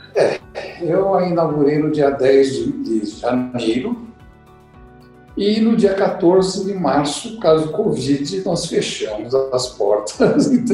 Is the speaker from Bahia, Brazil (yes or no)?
no; São Paulo, Brazil; also born or lived in Curitiba; eu nasci aqui em São Paulo, fiquei em São Paulo até ir para Curitiba